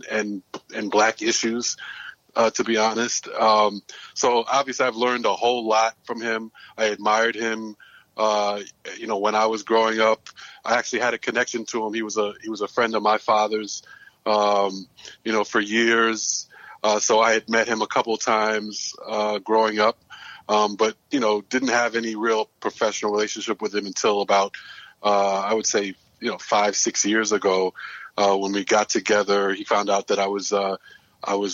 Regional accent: New York City, New York, United States; also born or lived in Greensboro, North Carolina; I'm born and raised in Brooklyn

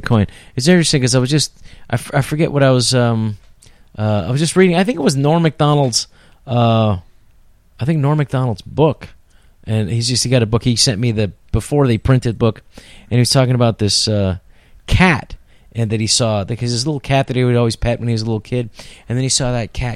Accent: San Francisco, California, United States; I grew up in San Francisco

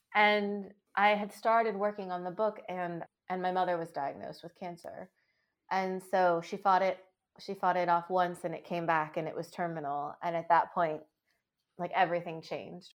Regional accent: Seattle, Washington, United States; I was born very prematurely in the Seattle area and adopted from there.

